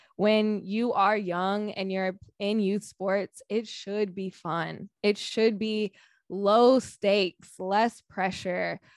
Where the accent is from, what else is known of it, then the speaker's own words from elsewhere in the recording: Sacramento, California, United States; I'm from Sacramento.